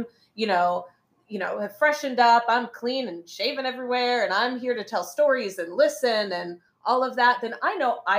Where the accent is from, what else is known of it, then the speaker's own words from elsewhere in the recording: United States; now in Beijing, China; I'm American